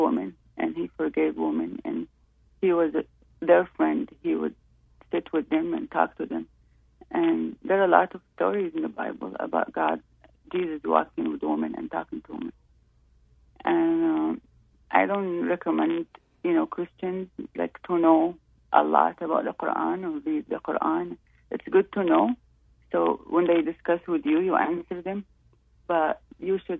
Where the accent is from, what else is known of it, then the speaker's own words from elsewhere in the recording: Saudi Arabia; moved away; I'm from Saudi Arabia.